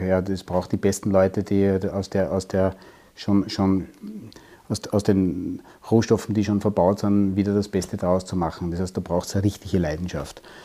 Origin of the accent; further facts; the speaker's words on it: Waldviertel, Lower Austria, Austria; ich bin im Waldviertel aufgewachsen und komme aus einer Tischlerei